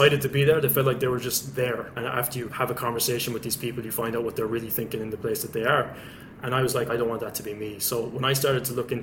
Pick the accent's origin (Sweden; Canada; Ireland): Ireland; West Limerick, Munster; also born or lived in Dublin; I'm originally from Dublin, but grew up in West Limerick in a place called Gillin, small village.